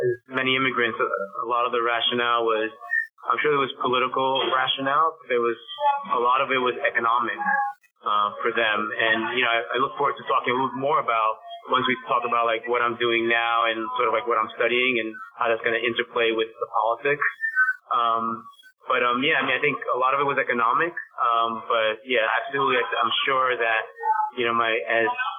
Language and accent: English; New York City, New York, United States; they settled on the Upper West Side by 85th Street, and that's where I grew up.